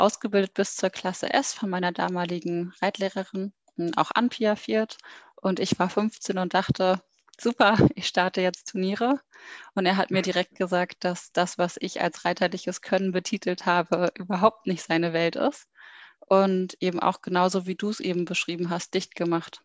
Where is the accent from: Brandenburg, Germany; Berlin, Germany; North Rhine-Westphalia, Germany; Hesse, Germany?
Berlin, Germany; ich komme aus Berlin und bin jetzt 28 Jahre alt